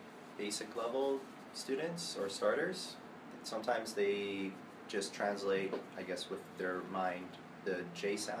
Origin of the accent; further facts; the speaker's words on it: Vancouver, British Columbia, Canada; I'm from Vancouver, Canada.